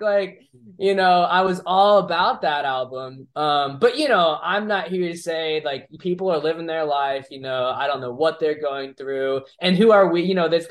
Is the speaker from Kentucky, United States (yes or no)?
no; Orlando, Florida, United States; I'm from Dr. Phillips.